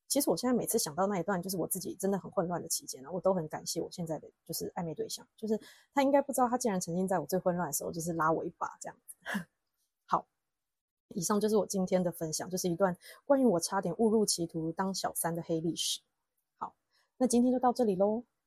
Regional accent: Taiwan; accent: Taiwanese; moved away as an adult; now in Chengdu, China; 客人来我们店啊，都很喜欢找台湾老板聊天，就纵使我们没有要宣扬我们是台湾人这件事情，但是就是拜以前的台剧所赐，成都这里的客人只要听到我们的台湾腔

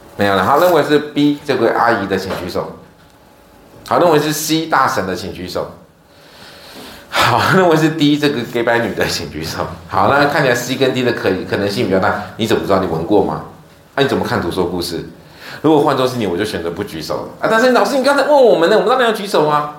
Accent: Taiwan; 我们台湾人

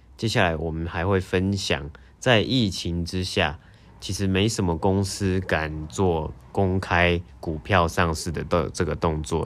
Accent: Taiwan; moved away; 我从台湾来

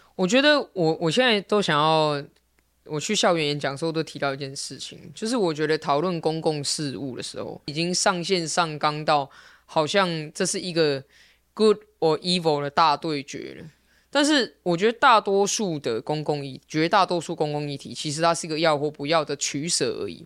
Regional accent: Taipei, Taiwan; 我从小在文山区出生长大，所以我在大安文山区选议员对我来说很自然，因为这就是我的家

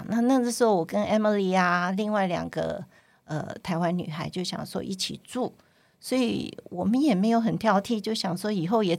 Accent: Guangdong, China; 因为我是我是广东人嘛，所以我有很多亲戚都还在香港，像表姐啊那些。

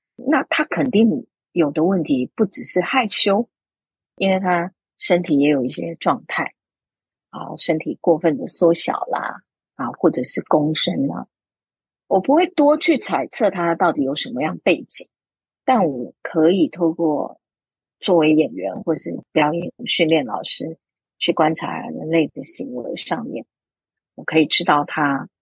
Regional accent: Taiwan; 作为一个台湾人，然后飞过去北京，去跟北京系统训练出来的舞台剧演员做一个交流

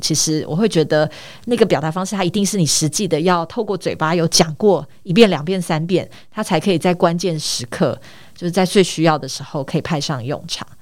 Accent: Taitung, Taitung County, Taiwan; moved away as an adult; also born or lived in United States / Taipei; 我从小到大都在台东长大。 那从，呃，大概应该说我十八岁才上台北来念大学。 但是，呃，在台东的成长的过程当中，其实有几年的时间，因为我父亲的关系， 所以我们一家有到美国去生活了四年。因为我爸爸那个时候去念博士班

